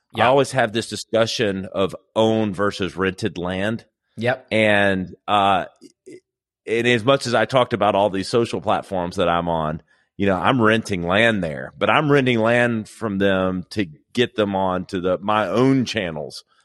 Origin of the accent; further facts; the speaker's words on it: Greenville, South Carolina, United States; here in Greenville, which is my original home. I'm from South Carolina